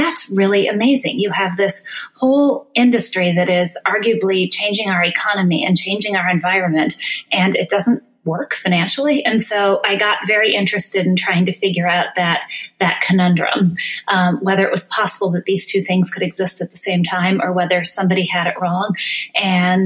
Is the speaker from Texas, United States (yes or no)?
no; northern Minnesota, United States; now in Chicago, United States; I grew up in a mining town in northern Minnesota